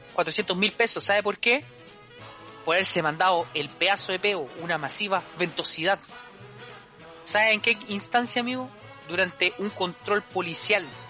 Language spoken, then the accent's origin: Spanish; Valparaíso, Chile; mi ciudad natal